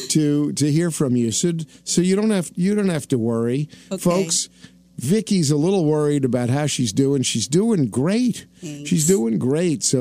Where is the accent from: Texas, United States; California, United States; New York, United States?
New York, United States; New York City; I was born in Brooklyn, New York.